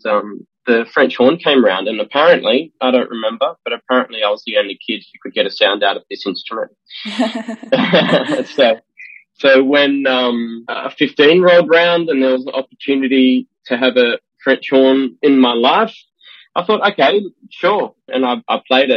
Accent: Australia; moved away as an adult; now in Amsterdam, Netherlands; I'm Australian. I've been living in the Netherlands since 2009

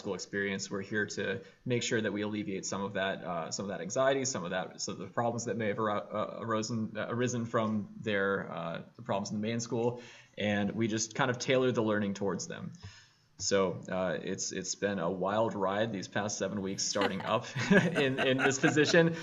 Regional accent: New York, United States; moved away as an adult; also born or lived in Iowa; now in Burlington, United States; I am originally from New York, moved out to Iowa to accept this teaching position.

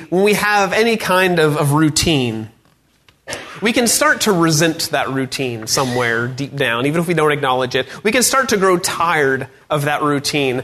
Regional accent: North Georgia, United States; I grew up in North Georgia

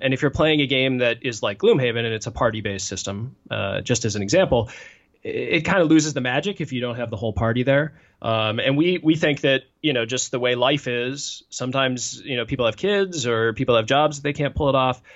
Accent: Washington, D.C. area, Virginia, United States; moved away as an adult; now in Madison, United States; I grew up in the Washington, D C area in Virginia

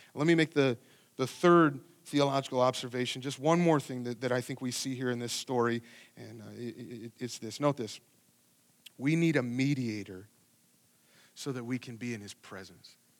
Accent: Ohio, United States; moved away; I grew up in Ohio where it was at nothing, so it's just super flat

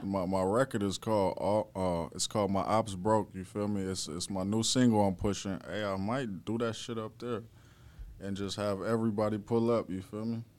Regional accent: Minnesota, United States; I'm from Minnesota

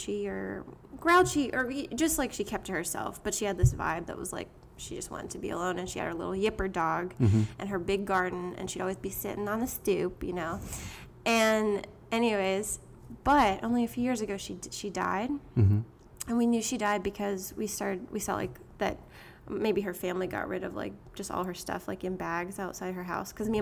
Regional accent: Pittsburgh, Pennsylvania, United States; moved away as an adult; also born or lived in Seattle, Washington / New England; now in Brooklyn, United States; I was born in Seattle, but anyways, I grew up in Pittsburgh

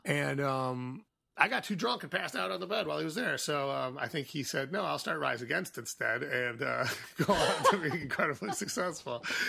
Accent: Chicago, Illinois, United States; I grew up in Boystown, so this was all, like, sort of, like, in my zone, like, my childhood zone

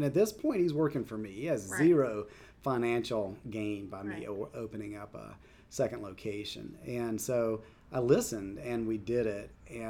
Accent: Southeast, United States; And growing up in the South, growing up in the Southeast, I knew nothing about it.

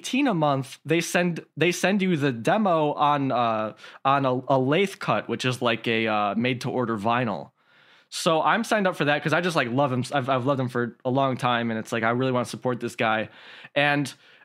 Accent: Midwest, United States; I'm from the Midwest like you are, Calvin

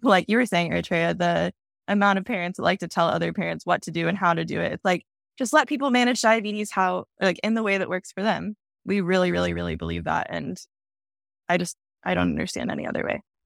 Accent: Dallas, Texas, United States; moved away; also born or lived in Austin, Texas; I am from Dallas

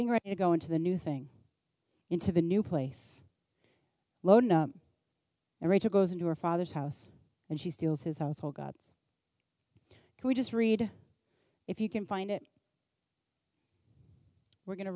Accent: United States; I was born in America and at this time in history

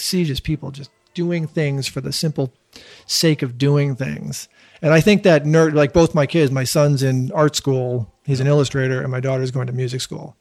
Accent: Newton, Massachusetts, United States; I grew up in Newton.

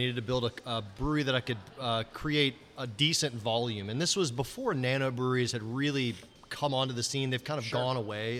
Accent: New Orleans, Louisiana, United States; now in Lafayette, United States; I grew up in New Orleans, and New Orleans is much more of a big city, you know, modern city

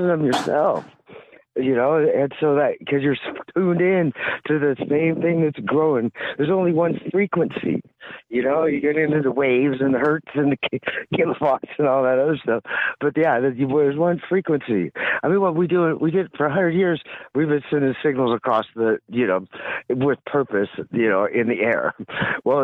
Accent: California, United States; I'm from California

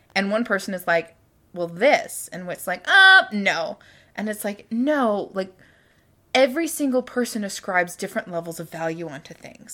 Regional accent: Utah Valley, United States; moved away; also born or lived in Louisiana; growing up in Utah Valley

